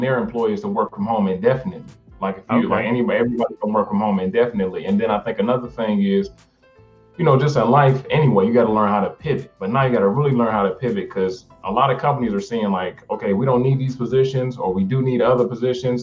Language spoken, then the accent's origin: English; Detroit, Michigan, United States; I'm from Detroit